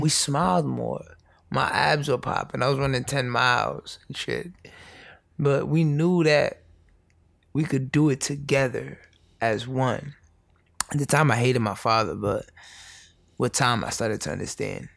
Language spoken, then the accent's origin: English; New York City, New York, United States; born and raised in the Bronx, um, immigrant parents